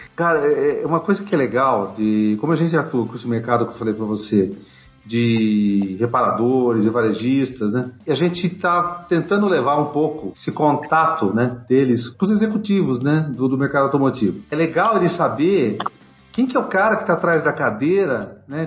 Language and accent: Portuguese; Campinas, São Paulo, Brazil; Sou de Campinas